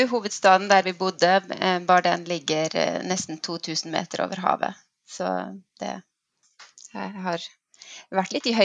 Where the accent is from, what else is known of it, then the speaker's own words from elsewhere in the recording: Nepal; accent: Nepal dialect; also born or lived in Bømlo, Norway; så den her eh, Nepal-dialekten min, den har jeg beholdt.